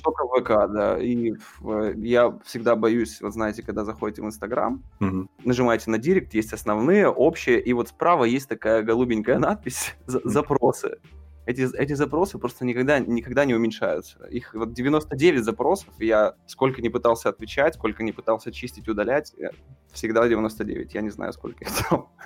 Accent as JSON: {"language": "Russian", "country": "Russia", "said": "я, типа, артист из России"}